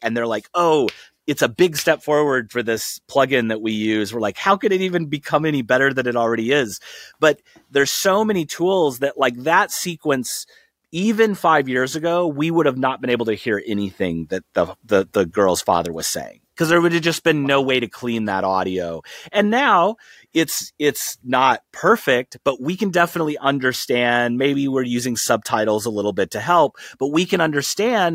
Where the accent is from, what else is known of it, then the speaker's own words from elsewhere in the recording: outside of Saint Louis, Missouri, United States; I grew up outside of Saint Louis